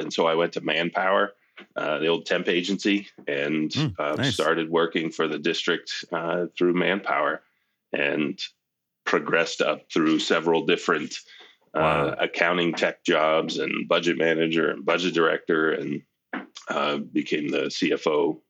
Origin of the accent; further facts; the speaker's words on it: Maine, United States; moved away as an adult; also born or lived in New Hampshire / Boulder, Colorado; now in Colorado, United States; I grew up in Maine. I'm originally from Maine.